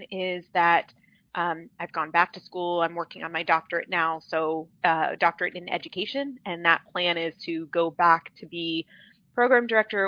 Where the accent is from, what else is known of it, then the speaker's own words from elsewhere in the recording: Phoenix, Arizona, United States; I'm born and raised in Phoenix, Arizona, grown up here.